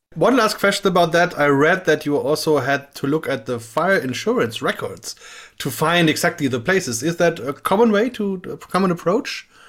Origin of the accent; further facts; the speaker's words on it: Bamberg, Bavaria, Germany; I'm from Bamberg, Germany, which is uh, in the southern part of the country, and only a few kilometers away from here